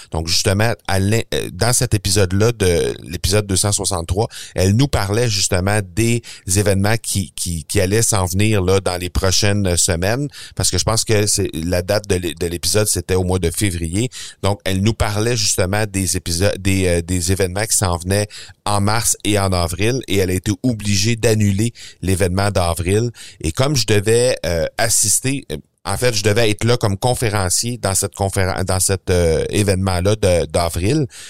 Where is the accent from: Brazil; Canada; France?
Canada; chez nous, au Canada